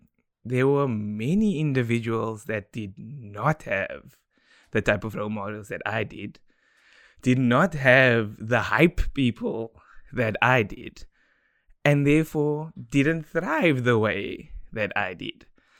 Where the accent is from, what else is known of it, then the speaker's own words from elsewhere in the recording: South Africa; So growing up in Democratic South Africa, I was given a platform to thrive due to the decisions that my parents made.